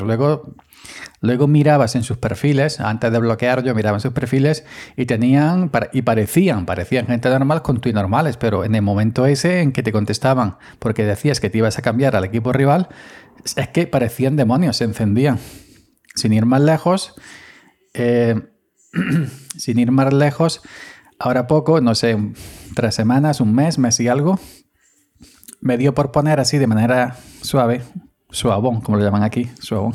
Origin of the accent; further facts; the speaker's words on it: Andalusia, Spain; yo soy jornalero andaluz, jornalero